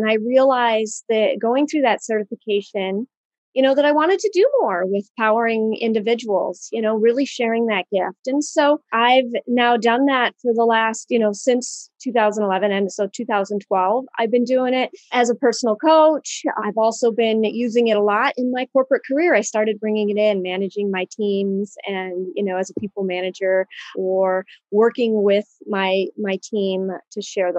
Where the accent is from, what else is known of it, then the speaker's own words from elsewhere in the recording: Michigan, United States; So I grew up in Michigan, and my father, he's an astronomer. He taught at the university here, Central Michigan.